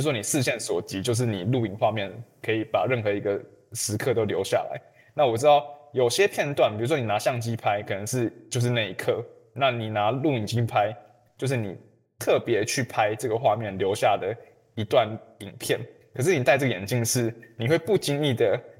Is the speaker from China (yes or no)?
no; Taiwan; 我从台湾来